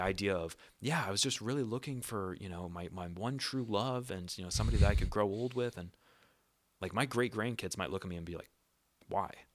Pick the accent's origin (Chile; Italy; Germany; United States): United States; moved away; in my home country